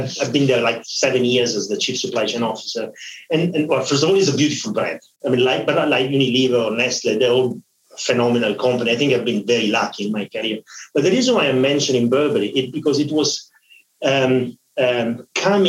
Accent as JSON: {"language": "English", "town": "Milan", "region": "Lombardy", "country": "Italy", "tie": "born or raised there", "also_born_or_lived": "Eritrea / Paris", "moved": "as an adult", "said": "I moved back to Milano, and I spent most of my life in Milano"}